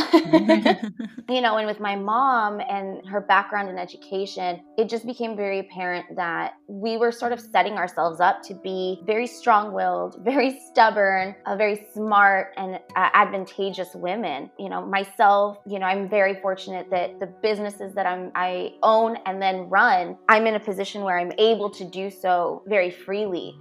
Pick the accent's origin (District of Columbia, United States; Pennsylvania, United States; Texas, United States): Texas, United States; Weslaco; also born or lived in McAllen, Texas / Monte Alto, Texas; I was born in McAllen, raised in Weslaco, uh, but I went to school for my formative years in uh, Monte Alto